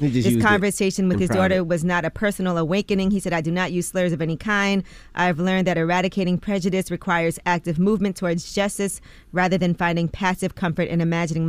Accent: Boston, Massachusetts, United States; since I was growing up in Boston and as a child heard the F, slur used on the street before I knew what it even referred to.

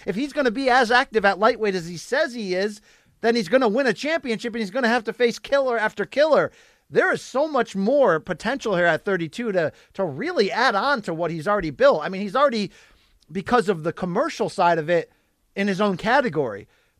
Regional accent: United States; They're allowed to eat Mexican food, Luke. I'm American. I eat Mexican food.

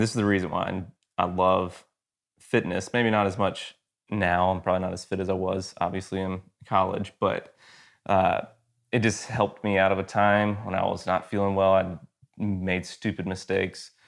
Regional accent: Georgia, United States; moved away as an adult; also born or lived in Athens, Georgia; now in Texas, United States; I am from Georgia originally, Georgia boy, lived there my whole life until two years ago

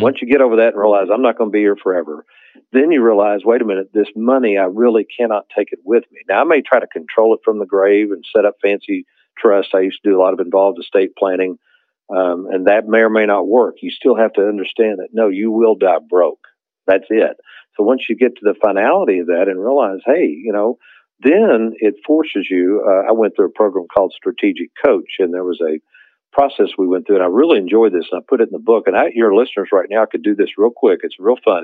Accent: Lexington, Kentucky, United States; growing up in Lexington, Kentucky

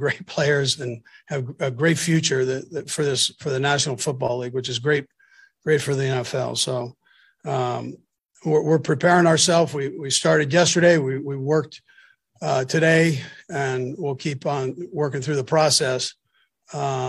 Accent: California, United States; moved away; California guy, I'm from California.

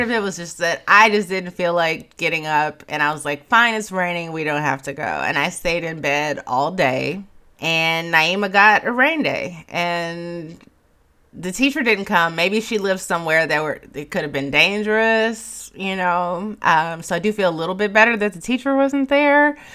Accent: Chicago, Illinois, United States; moved away; I'm from Chicago

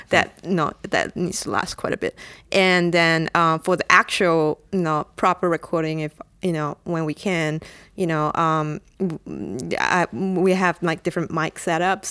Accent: Singapore; I'm from Singapore

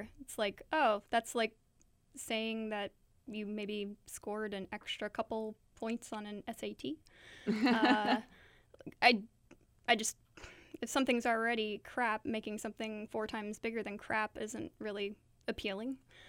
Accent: Point Pleasant, West Virginia, United States; born there; I was born in Point Pleasant in West Virginia.

